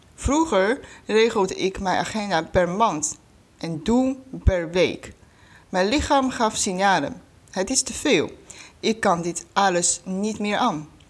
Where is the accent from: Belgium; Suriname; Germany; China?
China; Dutch is a second language; moved away as an adult; now in Netherlands; oorspronkelijk kom ik uit China. Voor de studie ben ik naar Nederland gekomen. Inmiddels woon ik hier al bijna 13 jaar.